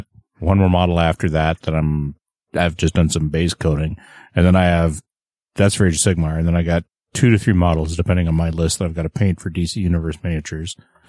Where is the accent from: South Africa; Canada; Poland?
Canada; I'm the Canadian.